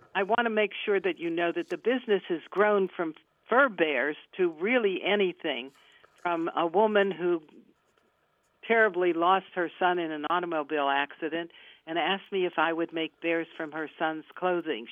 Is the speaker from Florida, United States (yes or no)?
no; Pittsburgh, Pennsylvania, United States; moved away as an adult; also born or lived in Johnstown, Pennsylvania; I'm from Pittsburgh